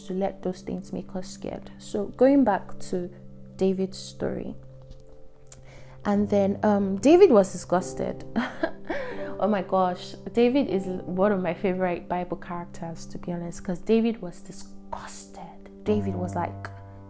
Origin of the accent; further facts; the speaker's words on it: Nigeria; we hear as Nigerians, as youth, as like Nigerian youths